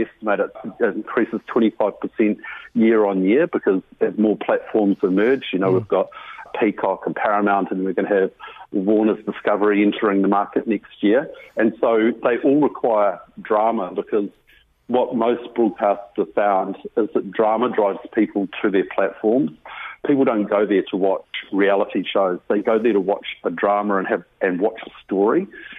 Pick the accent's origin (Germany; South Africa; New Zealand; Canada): New Zealand; The next 12 months, as a Kiwi, you'd probably have to have your head in a rabbit hole if you don't actually see a film set operating somewhere from the far north to the deep south.